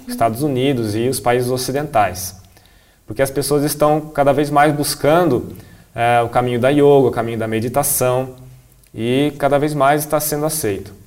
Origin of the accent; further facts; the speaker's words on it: Brazil; eu sou um monge assistente, sou brasileiro